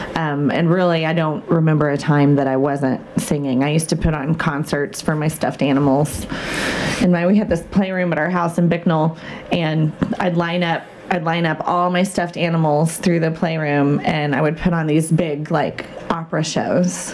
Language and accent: English; Vincennes, Indiana, United States; I grew up in Vincennes